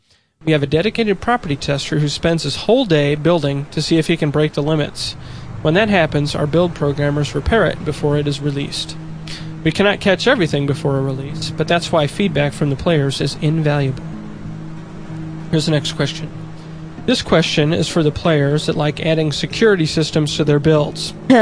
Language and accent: English; Denmark; born there